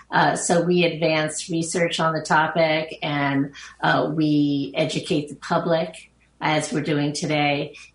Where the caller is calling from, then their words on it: Long Island, New York, United States; Uh, I'm joining you from Long Island, New York.